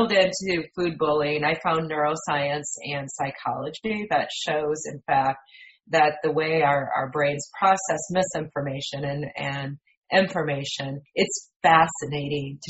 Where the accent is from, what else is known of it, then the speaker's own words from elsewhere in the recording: Michigan, United States; moved away as an adult; also born or lived in West Central Indiana; now in Indiana, United States; I'm originally from Michigan and from a dairy farm, went to Michigan State University